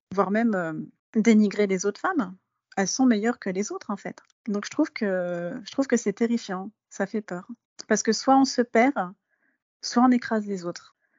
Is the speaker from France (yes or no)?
yes; France; je suis française de naissance, je suis née en France.